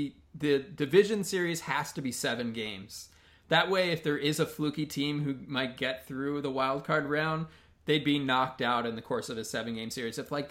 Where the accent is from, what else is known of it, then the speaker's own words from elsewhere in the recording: United States; I grew up outside of Washington, D.C.